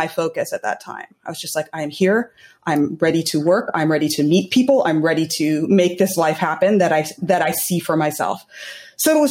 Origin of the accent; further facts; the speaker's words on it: California, United States; moved away as an adult; now in New York, United States; I was born in New York, and I am also and then I grew up in California